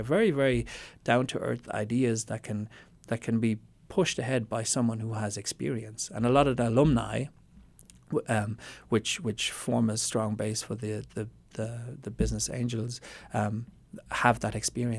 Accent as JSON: {"language": "English", "country": "Austria", "tie": "born or raised there", "also_born_or_lived": "Germany / Ireland", "said": "So as you said in my voice, so my father is Austrian, my mother is Irish. I was born in Austria and then educated, as the term works, in Austria, Germany, and Ireland."}